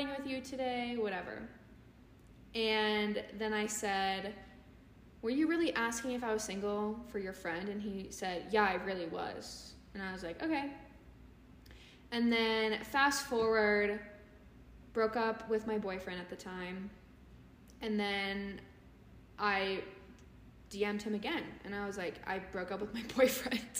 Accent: California, United States; I'm from California

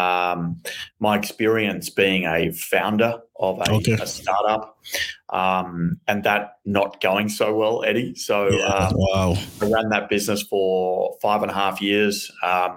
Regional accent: Melbourne, Victoria, Australia; accent: Australian; I grew up in Melbourne, Australia. You can hear my very big Australian accent

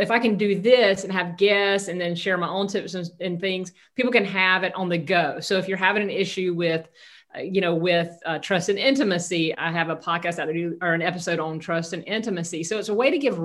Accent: Southeast Georgia, United States; moved away; also born or lived in Northeast Florida / Southern California; I grew up in Southeast Georgia, very conservative, rural Christian upbringing

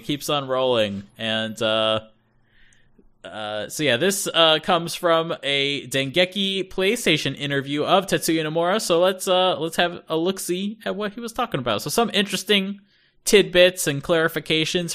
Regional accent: United States; first language English; moved away as an adult; now in Japan; growing up in North America

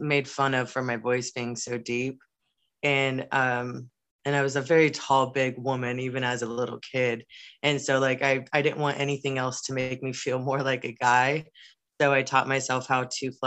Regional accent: Wildomar, California, United States; I was born and raised in Southern California in a small town called Wildomar

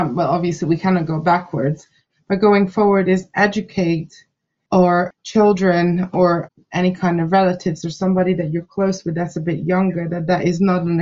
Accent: Slovakia; moved away; they were just equally Slovakian kids like I was

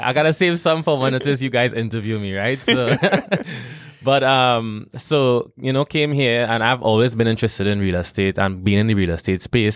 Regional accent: Trinidad & Tobago; moved away as an adult; now in Omaha, United States; I am not from Jamaica. I am from a neighboring island that is all the way south of Jamaica called Trinidad and Tobago.

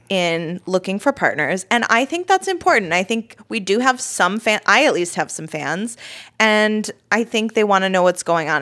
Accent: United States; I am American

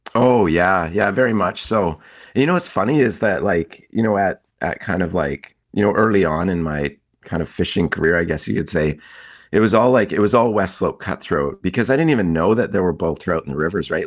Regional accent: Kootenays, British Columbia, Canada; I grew up in the Kootenays

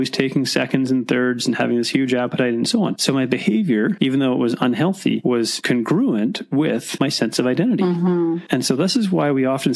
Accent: Mission, British Columbia, Canada; I was born in Mission

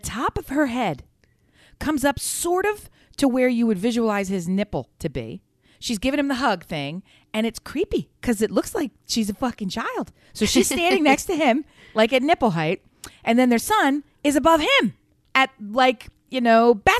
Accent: Delaware, United States; Big Joe, we've been with you for a long time. We're from Delaware. We know all about you.

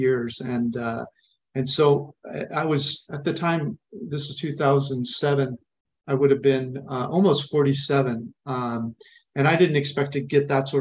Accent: California, United States; moved away as an adult; also born or lived in East Coast / Arizona / Oregon / India; I grew up in California in a small farming town. And spent most, maybe until 20, I was in California

